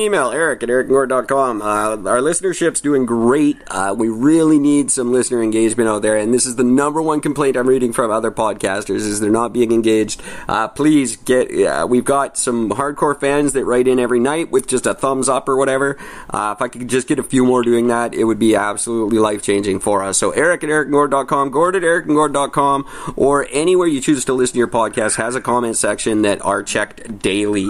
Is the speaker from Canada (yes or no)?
yes; Canada; as a Canadian